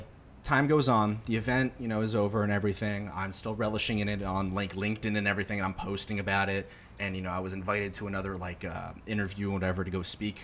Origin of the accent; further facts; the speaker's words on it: Boca Raton, Florida, United States; also born or lived in Boston; I'm from Boca Raton, Florida.